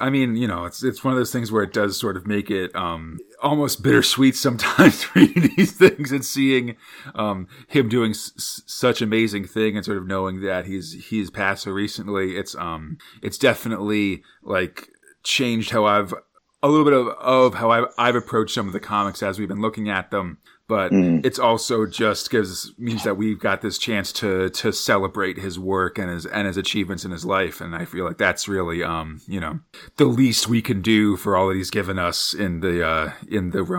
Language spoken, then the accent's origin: English; San Francisco, California, United States; I'm from San Francisco, where there's Hate Street with a G, where all the hippies live.